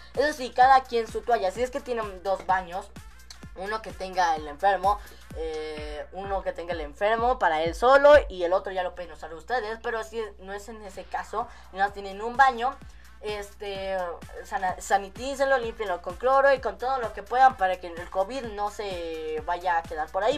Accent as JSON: {"language": "Spanish", "country": "Mexico", "said": "somos los mexicanos somos muy arquitectos desde tiempos viejitos"}